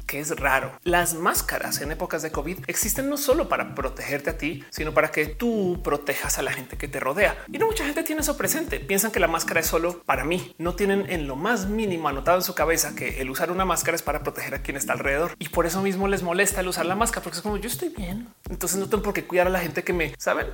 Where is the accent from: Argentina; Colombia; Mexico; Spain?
Colombia; moved away; también soy colombiana